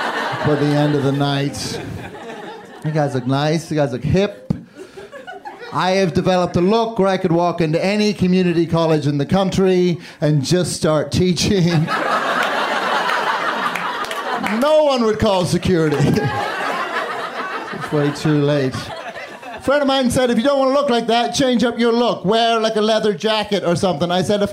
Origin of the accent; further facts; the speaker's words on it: Northern Ireland, United Kingdom; also born or lived in London; now in Chicago, United States; I live in Chicago, but I grew up in Northern Ireland and London, so now I have this stupid fucking accent.